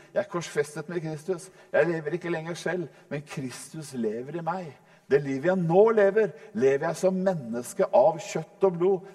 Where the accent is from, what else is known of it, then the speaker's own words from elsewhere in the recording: Norway; vi nordmenn